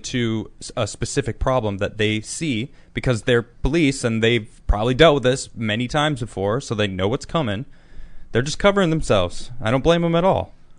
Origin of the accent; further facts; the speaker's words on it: United States; as an American